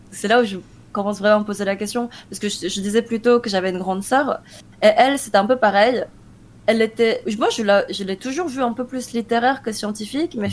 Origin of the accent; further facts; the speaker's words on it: South Korea; moved away; also born or lived in France; je suis née en Corée, en 92